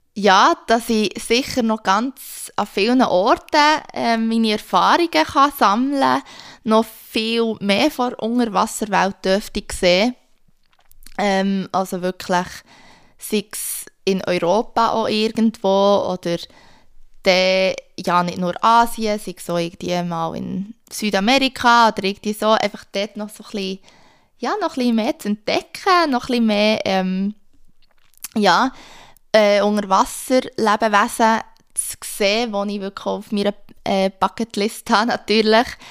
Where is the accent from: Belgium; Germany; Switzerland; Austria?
Switzerland; moved away; als Schweizer